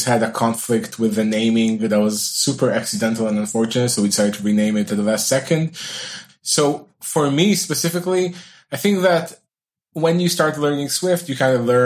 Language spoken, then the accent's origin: English; Israel; I'm from Israel